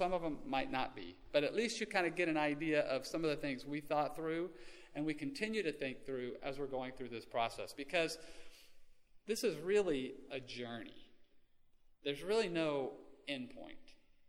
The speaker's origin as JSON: {"language": "English", "region": "Texas", "country": "United States", "tie": "born or raised there", "moved": "as an adult", "lives_now": "Oklahoma, United States", "said": "growing up as a Texan"}